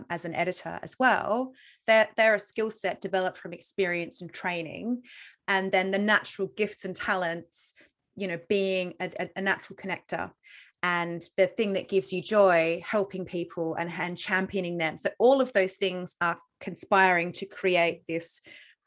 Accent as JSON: {"language": "English", "country": "Australia", "moved": "yes", "said": "I'm Australian."}